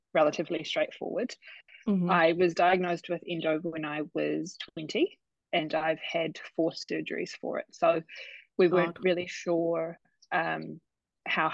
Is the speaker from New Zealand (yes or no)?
yes; Christchurch, Canterbury, New Zealand; also born or lived in Canada; now in Tauranga, New Zealand; I'm originally from Christchurch, but living in Tauranga with my fiance, Brad.